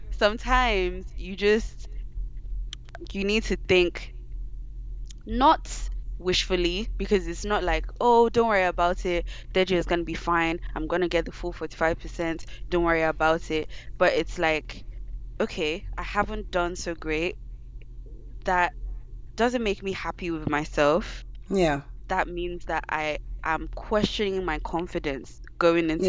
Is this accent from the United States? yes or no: no; Nigeria; being Nigerian, your parents put so much emphasis